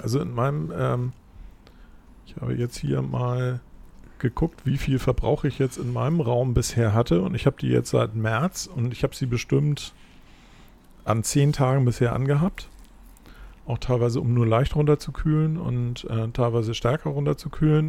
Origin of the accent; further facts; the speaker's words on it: Hamburg, Germany; Ich bin halt in Hamburg aufgewachsen